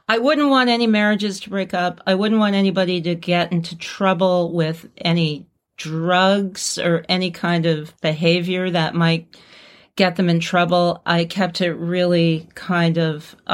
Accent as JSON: {"language": "English", "region": "North East England", "country": "United Kingdom", "moved": "as an adult", "said": "I'm a Geordie."}